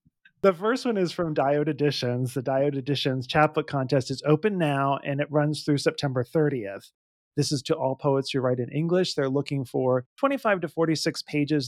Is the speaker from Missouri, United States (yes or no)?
no; Pittsburgh, Pennsylvania, United States; I was, uh, born, I grew up in Pittsburgh, Pennsylvania